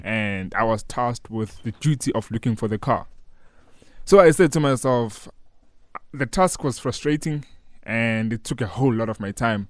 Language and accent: English; Newcastle, KwaZulu-Natal, South Africa; I grew up in Newcastle, a small town in K Z N